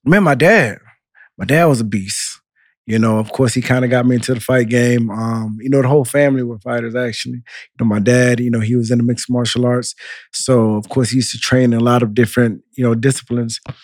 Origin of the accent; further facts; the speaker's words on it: Central Florida, United States; also born or lived in Miami; I was born in Miami, raised in Central Florida. My parents are from Haiti